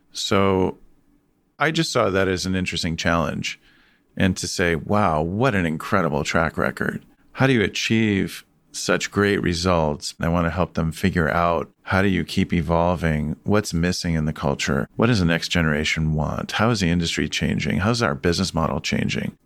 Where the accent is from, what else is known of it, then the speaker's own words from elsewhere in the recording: Chicago, Illinois, United States; I grew up in Chicago